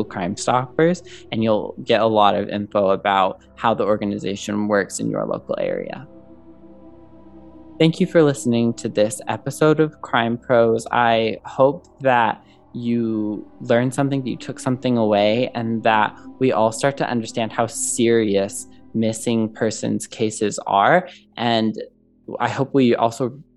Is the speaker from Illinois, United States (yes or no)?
yes; Southern Illinois, United States; my hometown in Southern Illinois